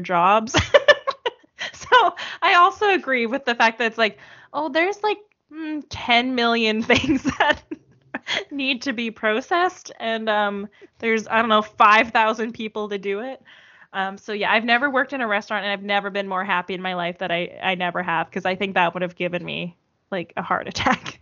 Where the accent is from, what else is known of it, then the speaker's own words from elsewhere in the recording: Canada; accent: Canadian; my horrible Canadian accent